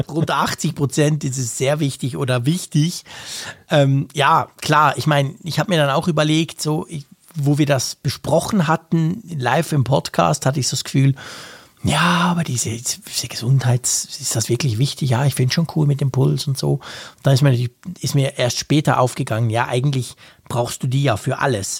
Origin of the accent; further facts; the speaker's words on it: Switzerland; bei uns in der Schweiz